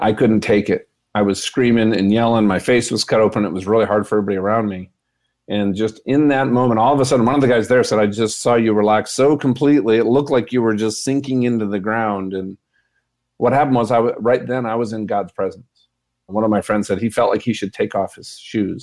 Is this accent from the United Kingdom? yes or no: no; Minnesota, United States; I'm from Minnesota